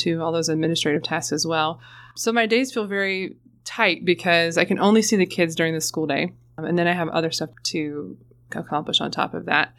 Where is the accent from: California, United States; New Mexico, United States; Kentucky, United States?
Kentucky, United States; Florence; I'm originally from Florence, Kentucky, right across the river.